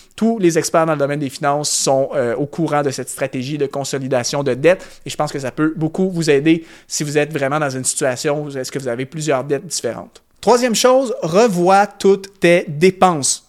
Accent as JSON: {"language": "French", "country": "Canada", "said": "par chez nous au Canada"}